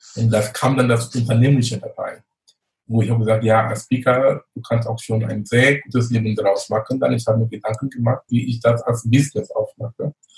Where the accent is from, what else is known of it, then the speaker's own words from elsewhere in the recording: Cameroon; moved away as an adult; also born or lived in Munich, Germany; now in Germany; ich komme gebürtig aus Kamerun, lebe in Deutschland fast 20 Jahre, bin damals wegen Studium gekommen